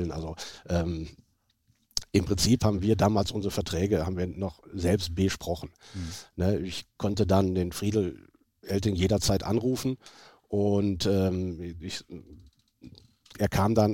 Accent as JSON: {"language": "German", "town": "Oeding", "region": "North Rhine-Westphalia", "country": "Germany", "tie": "born or raised there", "said": "Ähm, Öding ist ein kleiner Ort an der holländischen Grenze. Wir haben 4000 Einwohner und ähm, das ist meine Heimat."}